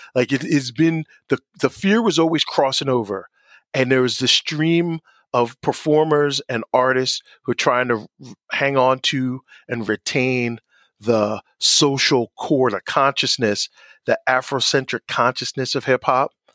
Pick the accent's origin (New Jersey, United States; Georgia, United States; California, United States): New Jersey, United States; Asbury Park; I grew up in Asbury. We, I did not grow up in, in the city in New York